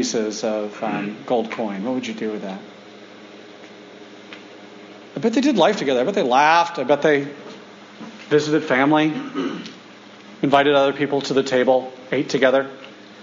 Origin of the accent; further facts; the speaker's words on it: United States; I'm the American, and all of us were Americans